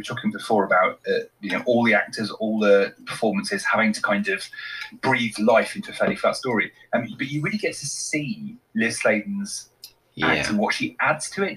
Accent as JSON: {"language": "English", "area": "West Country", "region": "South West England", "country": "United Kingdom", "tie": "born or raised there", "said": "I grew up in the West Country"}